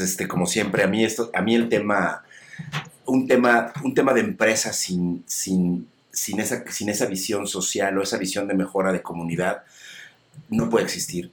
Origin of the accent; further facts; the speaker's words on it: Mexico; nosotros como, como mexicanos, como latinos